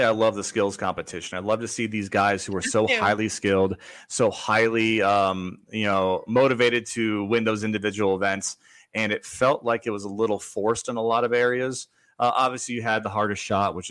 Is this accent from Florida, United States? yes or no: yes; Florida, United States; that's my home state